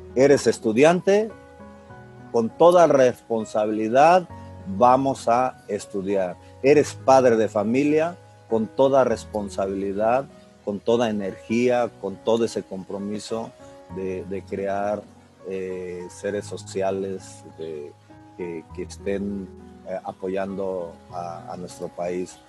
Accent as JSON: {"language": "Spanish", "town": "Calnali", "region": "Hidalgo", "country": "Mexico", "tie": "born or raised there", "moved": "yes", "said": "soy originario del estado de Hidalgo y bueno, una característica también de, trascender eh, es de que soy de un, pueblito del estado de Hidalgo. El nombre pues no es conocido, se llama Calnali Hidalgo."}